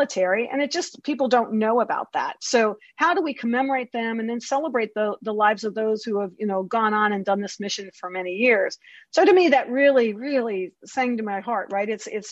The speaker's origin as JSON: {"language": "English", "town": "Baltimore", "region": "Maryland", "country": "United States", "tie": "born or raised there", "said": "I'm from Baltimore."}